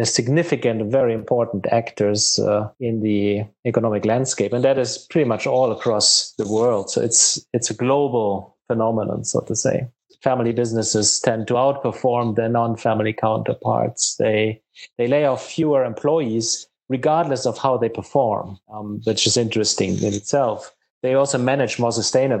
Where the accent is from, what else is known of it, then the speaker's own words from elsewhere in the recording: Germany; now in Charlotte, United States; my home country in Germany